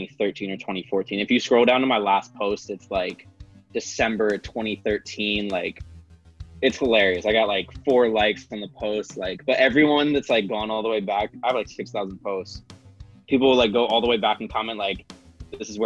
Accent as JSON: {"language": "English", "region": "Pennsylvania", "country": "United States", "also_born_or_lived": "San Diego", "moved": "as an adult", "lives_now": "Los Angeles, United States", "said": "I'm from Pennsylvania, so I'm not from like a big town or anything."}